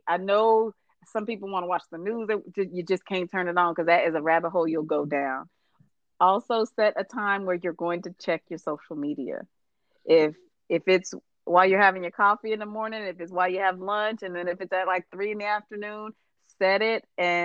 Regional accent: United States; now in Texas, United States; I'm American

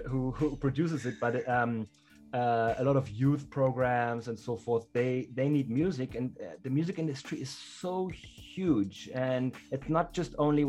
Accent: Germany; English is a second language; now in South Africa; I come from Germany to South Africa or to Southern Africa, and I play hip hop.

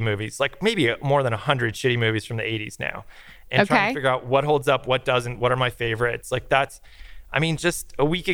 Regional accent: small town outside of Buffalo, New York, United States; moved away; a kid in a small town of 20,000 people outside of Buffalo

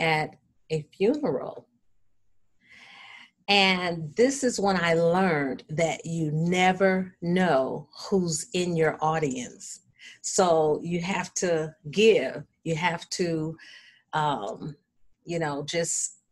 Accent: Battle Creek, Michigan, United States; Battle Creek, my hometown

